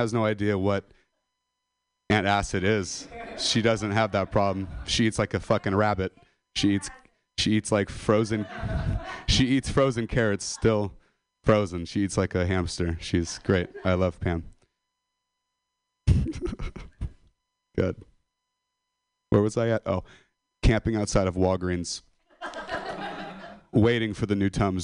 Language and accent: English; Modesto, California, United States; I'm a dropout from Modesto